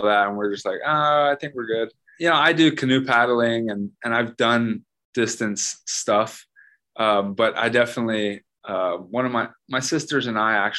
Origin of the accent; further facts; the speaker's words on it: Hawaii, United States; Being born and raised in Hawaii